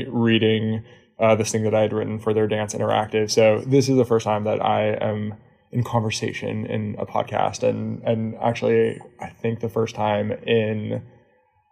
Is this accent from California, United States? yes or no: yes; Pasadena, California, United States; moved away as an adult; also born or lived in San Diego / Tel Aviv; I grew up in Pasadena